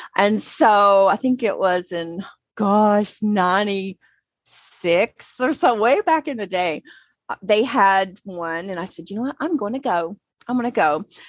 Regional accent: Newton, North Carolina, United States; moved away as an adult; now in San Diego, United States; I was born and raised in Newton, North Carolina, which is a kind of like at the base of the mountains, the Appalachia Mountains. So yeah, in between the city of Charlotte and, Asheville, actually.

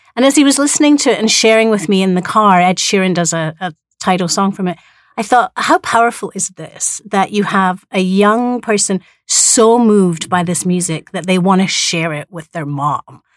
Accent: Edinburgh, Scotland, United Kingdom; now in Hawaii, United States; I come from Edinburgh, where we have the biggest international arts festival in the world

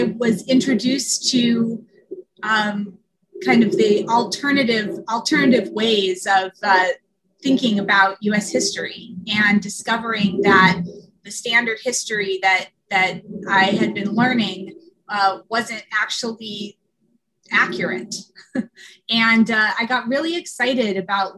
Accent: San Diego, California, United States; also born or lived in Chicago, Illinois; now in Williston, United States; I grew up in San Diego, California. I was born in Chicago, but moved to San Diego when I was really young

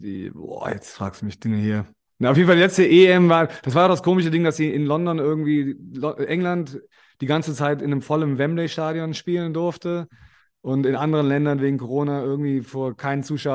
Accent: Germany; moved away; also born or lived in Australia; als Deutsche

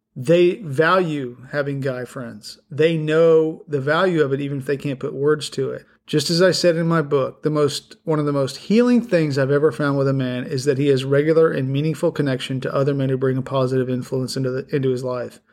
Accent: the Rockies, United States; now in Middle Tennessee, United States; I grew up in a place, I grew up in the Rockies

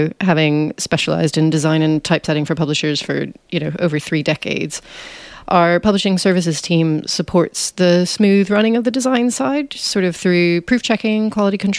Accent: United States; moved away as an adult; now in United Kingdom; as you can probably tell from my voice, I'm American, but I've lived in the UK for over 10 years now

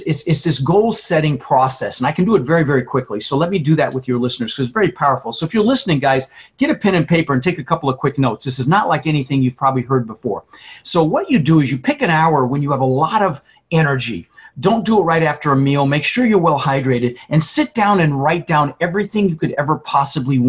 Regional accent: Denver, Colorado, United States; born or raised there; also born or lived in Netherlands

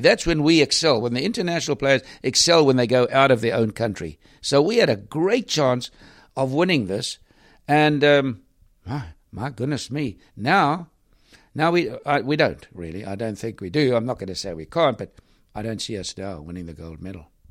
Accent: South Africa; I was from South Africa

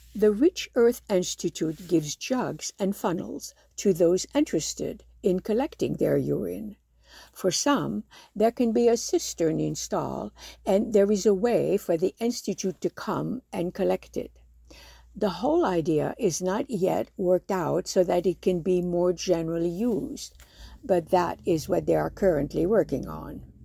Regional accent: Morocco; moved away; growing up in Morocco, a while back

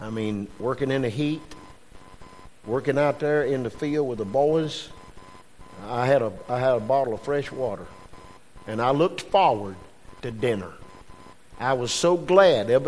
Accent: Westminster, South Carolina, United States; where are you from? I said, Westminster.

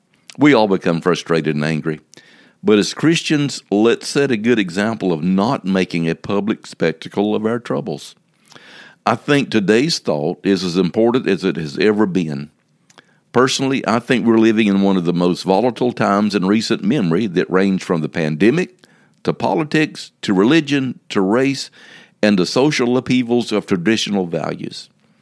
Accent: South Carolina, United States; Now, growing up in the Sand Hills of South Carolina, there was an old saying that I'm familiar

